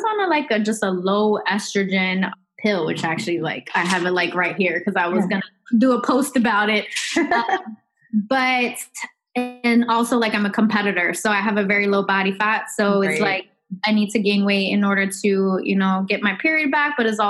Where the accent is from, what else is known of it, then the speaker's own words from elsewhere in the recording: Philadelphia, Pennsylvania, United States; I know she's from Philadelphia. I'm from Philadelphia.